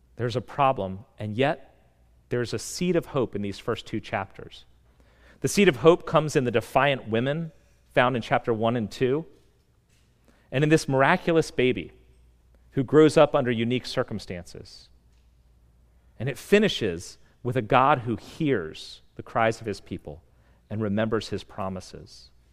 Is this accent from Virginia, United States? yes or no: yes; Vienna, Virginia, United States; I had spent years thinking about planting a church in my hometown.